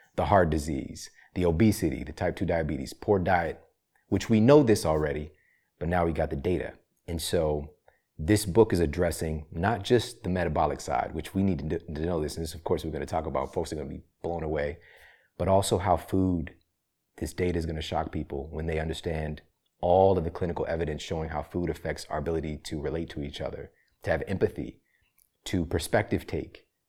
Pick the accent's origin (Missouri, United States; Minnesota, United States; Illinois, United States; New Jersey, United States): Missouri, United States; Ferguson; also born or lived in St. Louis, Missouri; I'm from Saint Louis, Missouri, you know? I'm from Ferguson, Missouri